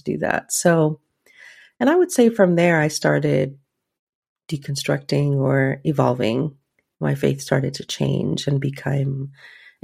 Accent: Guatemala; I grew up in the Catholic Church, like a lot of Guatemalan little girls

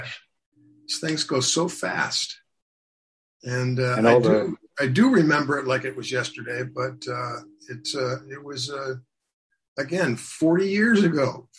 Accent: Seattle, Washington, United States; also born or lived in Japan / Germany / Georgia, United States; I'm an army brat, so we lived all over. I was born in Japan. We lived in Germany. We lived in Georgia. We lived all over. Although my formative years were in Seattle.

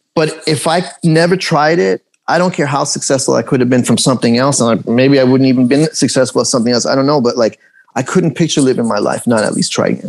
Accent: Los Angeles, California, United States; English is a second language; also born or lived in Tehran, Iran / England; I was raised here. Is, is an area, Canoga Park

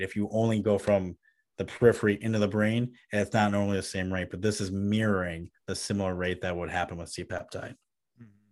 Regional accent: Midwest, United States; me as a Midwesterner

